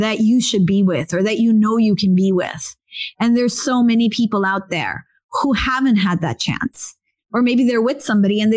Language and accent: English; India; being Indian myself